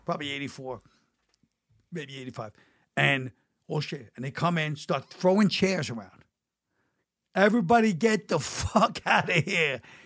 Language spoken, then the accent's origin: English; New York City, New York, United States; I'm from Brooklyn